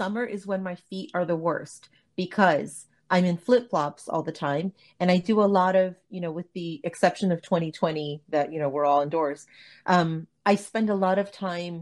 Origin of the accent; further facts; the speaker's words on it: Los Angeles, California, United States; I was born and raised in LA in the San Fernando Valley